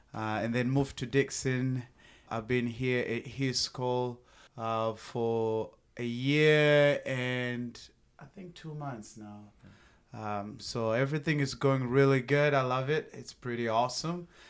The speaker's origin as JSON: {"language": "English", "country": "Zimbabwe", "tie": "born or raised there", "also_born_or_lived": "Tennessee", "moved": "as an adult", "lives_now": "United States", "said": "born and raised in Zimbabwe, moved to the United States of America, uh, back in two thousand eight"}